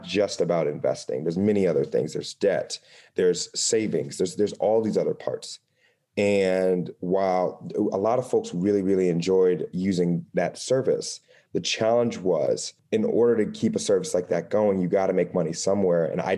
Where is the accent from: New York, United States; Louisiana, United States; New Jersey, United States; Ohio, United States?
Ohio, United States; Dayton; So for me, I'm originally from Ohio. So a Midwestern city called Dayton, Ohio. I'm super proud of it.